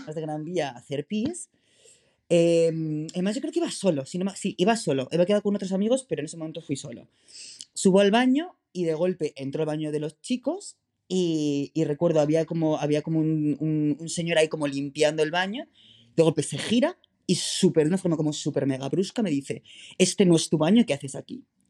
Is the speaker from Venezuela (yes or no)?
no; San Sebastián de los Reyes, Community of Madrid, Spain; moved away as an adult; now in Berlin, Germany; soy madrileño, entonces, eh, claro, soy nacido y crecido en Madrid